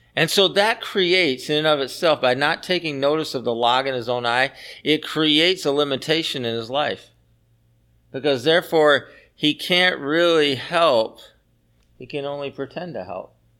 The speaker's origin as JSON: {"language": "English", "region": "the South", "country": "United States", "tie": "born or raised there", "said": "I grew up in the South, and so I have a hard time calling people by their first name"}